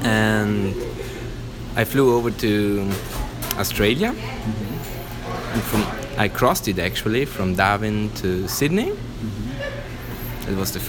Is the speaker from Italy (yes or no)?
yes; Italy; English is a second language; I'm from Italy. Everybody in Italy was complaining about him, but they voted for him.